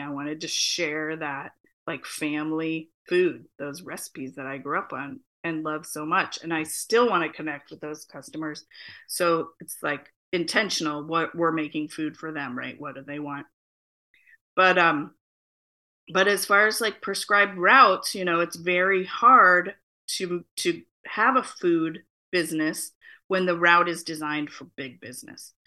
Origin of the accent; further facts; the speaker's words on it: Phoenix, Arizona, United States; now in Portland, United States; I am a Chicana living in Portland, Oregon, uh, born and raised in Phoenix, Arizona.